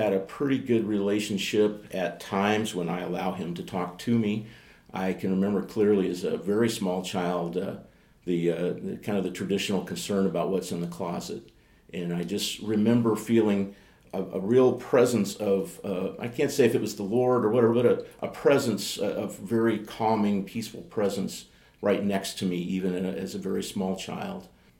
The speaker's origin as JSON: {"language": "English", "town": "Greenville", "region": "Mississippi", "country": "United States", "tie": "born there", "said": "I'm an Air Force brat. I was born in Greenville, Mississippi in 1957. Dad was a fighter pilot in the Air Force. We traveled all over the place."}